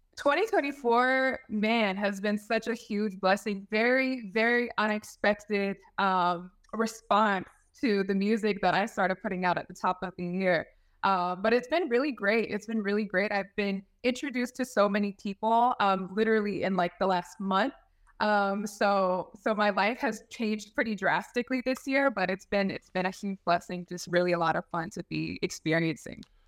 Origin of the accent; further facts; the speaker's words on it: Fayetteville, North Carolina, United States; originally from Fayetteville, North Carolina